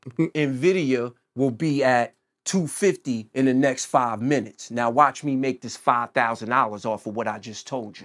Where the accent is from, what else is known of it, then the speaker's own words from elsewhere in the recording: New Jersey, United States; also born or lived in Chicago / Pittsburgh; I'm from Jersey